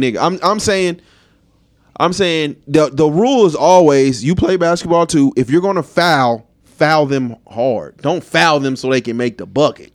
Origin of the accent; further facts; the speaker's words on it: Chicago, Illinois, United States; I'm from the south side of Chicago.